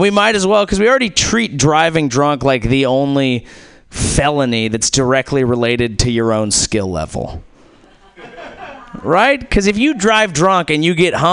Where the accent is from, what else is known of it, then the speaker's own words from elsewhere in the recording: Silicon Valley, California, United States; I'm from Silicon Valley. That's where I grew up